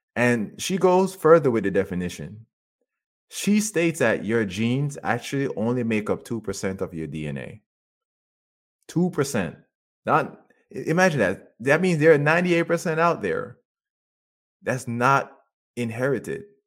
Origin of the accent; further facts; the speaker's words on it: Jamaica; I grew up in Jamaica